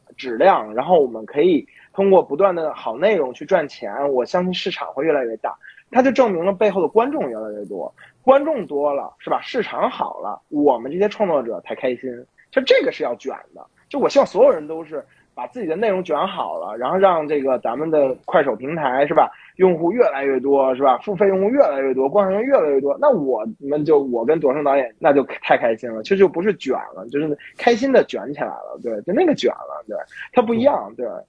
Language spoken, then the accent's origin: Chinese; Beijing, China; 因为我是北京人